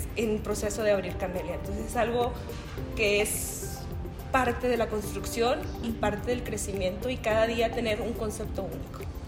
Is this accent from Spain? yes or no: no; Mezquitic, Jalisco, Mexico; now in Colorado, United States; yo nací en Mezquitic, Jalisco